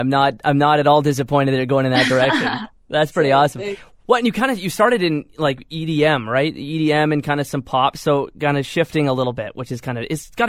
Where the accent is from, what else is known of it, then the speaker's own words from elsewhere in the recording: just outside Winnipeg, Manitoba, Canada; Yeah, every time people ask, I'm from Winnipeg, but I'm not actually from Winnipeg, just outside